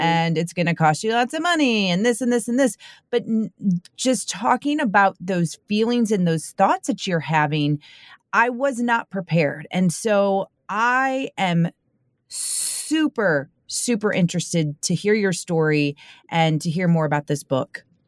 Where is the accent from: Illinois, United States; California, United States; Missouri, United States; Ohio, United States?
Missouri, United States; St. Louis; I am from the Saint Louis area